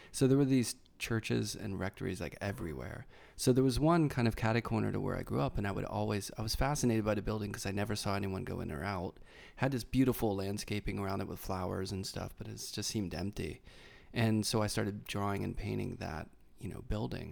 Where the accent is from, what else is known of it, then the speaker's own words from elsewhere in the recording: Carnegie, Pennsylvania, United States; accent: Pittsburghese; moved away; I'm from Pittsburgh, and there's a Pittsburgh accent, but it's very subtle